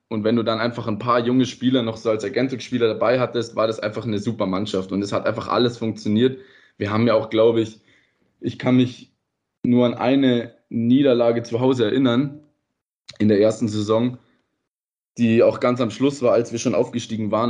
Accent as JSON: {"language": "German", "town": "Rosenheim", "region": "Bavaria", "country": "Germany", "also_born_or_lived": "Ried, Austria", "moved": "as an adult", "lives_now": "Ried im Innkreis, Austria", "said": "Ich komme ursprünglich aber aus Bayern, aus Rosenheim"}